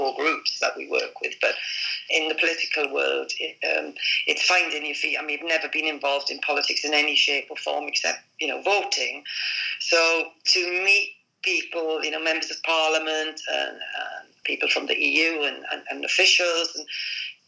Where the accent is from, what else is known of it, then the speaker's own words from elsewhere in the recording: Wales, United Kingdom; moved away as an adult; also born or lived in England; coming from Wales where everybody, you know, put a red rosette on a donkey and people will vote Labour. Well, I mean, I moved from Wales when I was 18